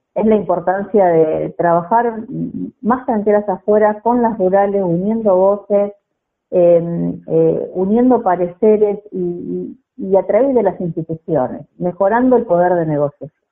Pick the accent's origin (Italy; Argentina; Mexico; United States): Argentina; Bigand, Santa Fe; nací en Digán, provincia de Santa Fe, un, pueblo que nació con el espíritu del grito de Alcorta